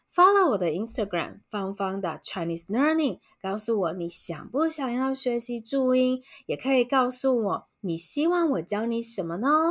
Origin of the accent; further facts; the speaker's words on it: Taiwan; 台湾人，我们学习中文字的时候，我们不是使用拼音系统